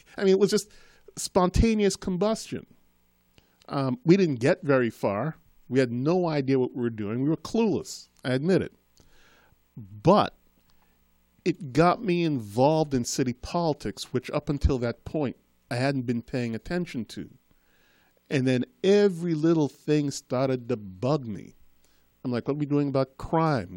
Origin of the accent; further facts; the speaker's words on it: Boston, Massachusetts, United States; also born or lived in Trinidad; I'm from Trinidad. I was born in Trinidad. Um, when I was a child, I had a very thick Caribbean Trinidadian accent. And sometime around the, um, just as I got into high school, growing up in Boston, my accent faded